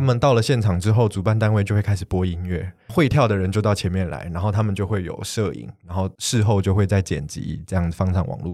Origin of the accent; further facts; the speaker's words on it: Taiwan; 虽然我从小在台湾土生土长，但是因为父亲的关系，在家里接受到的是比较偏韩式的教育